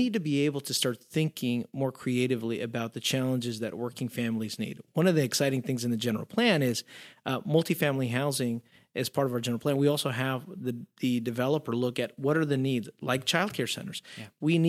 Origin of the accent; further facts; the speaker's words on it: Mexico; I mean, I grew up in Mexico where you always had almost 3 to 4 generations in a household.